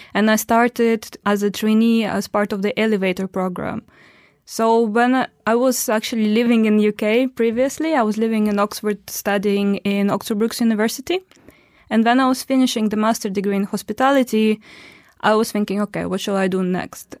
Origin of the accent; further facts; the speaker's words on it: Omsk, Omsk Oblast, Russia; moved away as an adult; also born or lived in Istanbul / London; now in Dubai, United Arab Emirates; I'm from Russia, and in Russia, I'm from, uh, Omsk. That is a city in, uh, Siberia.